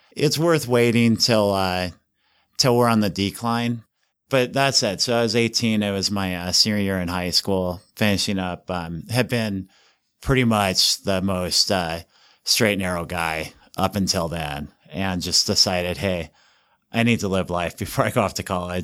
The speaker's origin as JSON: {"language": "English", "town": "Estes Park", "region": "Colorado", "country": "United States", "tie": "born or raised there", "also_born_or_lived": "Kansas / California", "moved": "as an adult", "lives_now": "Utah, United States", "said": "I grew up in Estes Park"}